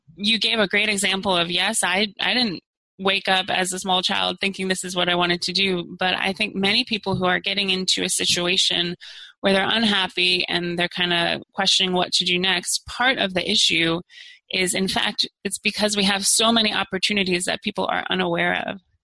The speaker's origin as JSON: {"language": "English", "region": "Maryland side of the DC area", "country": "United States", "tie": "born or raised there", "moved": "as an adult", "lives_now": "Arlington, United States", "said": "I grew up on the Maryland side"}